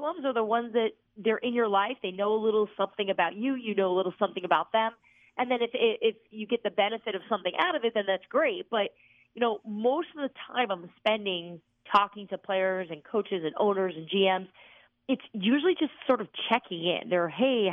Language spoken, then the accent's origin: English; New Jersey, United States; moved away; also born or lived in Virginia; I'm from New Jersey